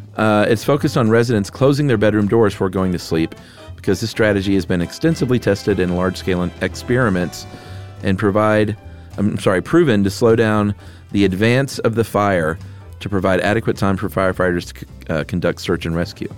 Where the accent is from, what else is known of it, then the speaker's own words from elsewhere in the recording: the South, United States; I'm from the South